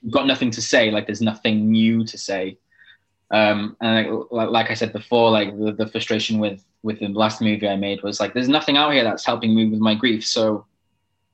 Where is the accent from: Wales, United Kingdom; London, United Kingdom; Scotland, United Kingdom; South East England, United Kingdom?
Wales, United Kingdom; a Welsh gay person